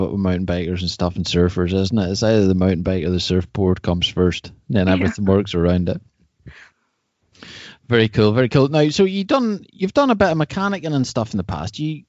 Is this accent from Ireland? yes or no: yes; Ireland; Well, I'm from Ireland.